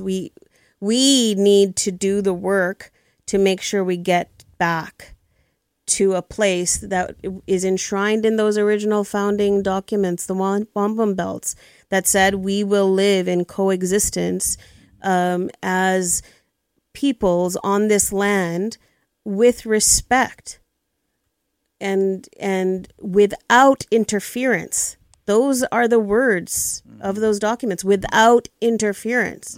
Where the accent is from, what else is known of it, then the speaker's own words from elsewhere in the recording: Tanzania; now in Canada; I was born in East Africa, came to Canada 43 years ago